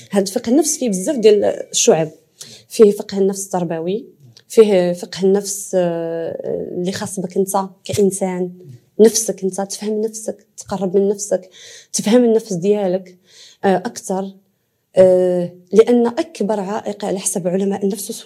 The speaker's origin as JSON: {"language": "Arabic", "country": "Morocco", "also_born_or_lived": "Belgium", "moved": "yes", "said": "حتى المدارس عندنا في المغرب"}